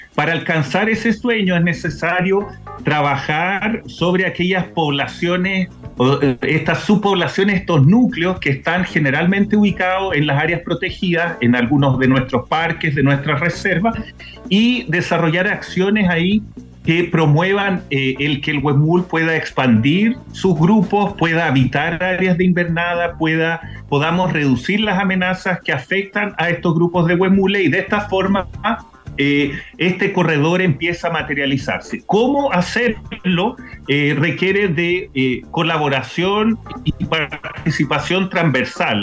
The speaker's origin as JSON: {"language": "Spanish", "country": "Chile", "said": "a nosotros como país, como chileno"}